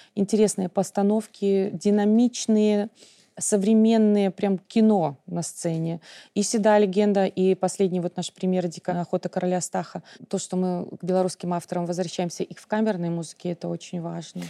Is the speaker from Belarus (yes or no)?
yes; Belarus; в школе, когда я училась, мы учили, изучали белорусский